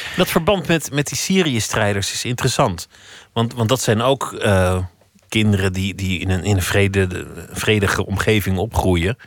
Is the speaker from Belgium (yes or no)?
yes; Flanders, Belgium; moved away as an adult; now in Amsterdam, Netherlands; ik voel me Belg